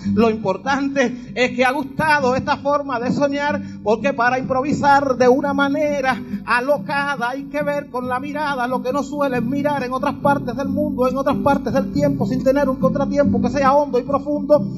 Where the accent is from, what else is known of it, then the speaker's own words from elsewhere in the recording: Havana, Cuba; vengo desde La Habana